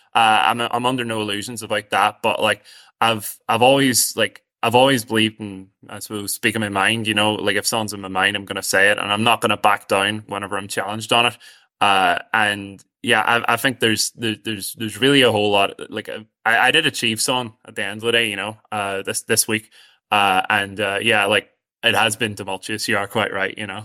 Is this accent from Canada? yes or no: no; Strabane, Northern Ireland, United Kingdom; I'm from outside a village, uh, near Strabane, so I'm from outside Ardagarvan.